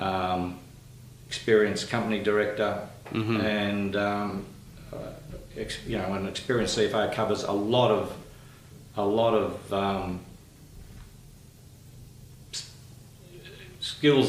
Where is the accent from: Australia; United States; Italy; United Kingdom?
Australia; Newcastle, New South Wales; moved away as an adult; also born or lived in Muswellbrook / Townsville / Sydney; Grew up in a Newcastle town called Cardiff. Went through school in Cardiff High School